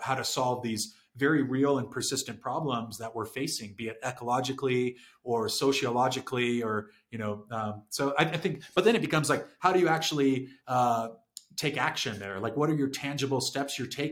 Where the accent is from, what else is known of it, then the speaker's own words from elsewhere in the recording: San Diego, California, United States; also born or lived in Saudi Arabia; I'm from San Diego